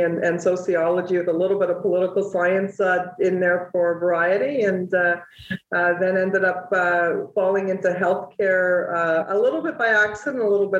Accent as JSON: {"language": "English", "town": "Toronto", "region": "Ontario", "country": "Canada", "tie": "born or raised there", "also_born_or_lived": "East York", "said": "So I was born in Toronto, born and raised from Greek immigrant parents. So first generation Greek, and we lived in East York for about 7 years, and I've been lived in Scarborough and grew up and went to school in Scarborough subsequent to that."}